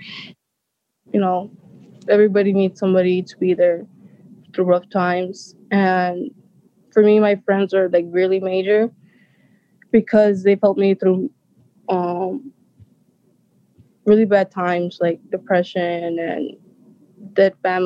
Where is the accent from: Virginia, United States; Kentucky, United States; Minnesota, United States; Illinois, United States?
Illinois, United States; Zion; also born or lived in Waukegan; I was born in Waukegan, but I grew up in Zion